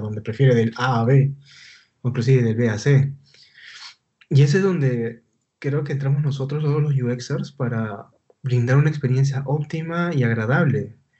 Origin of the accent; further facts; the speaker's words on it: Lima, Peru; yo soy de Lima, Perú.